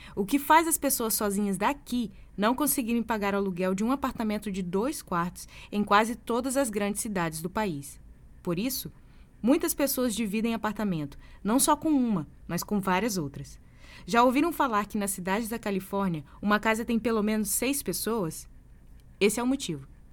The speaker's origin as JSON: {"language": "Portuguese", "country": "Brazil", "moved": "yes", "said": "sou brasileira."}